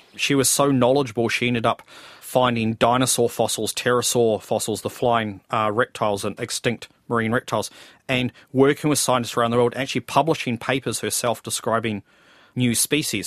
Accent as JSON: {"language": "English", "region": "Nelson", "country": "New Zealand", "tie": "born or raised there", "said": "I grew up in Nelson"}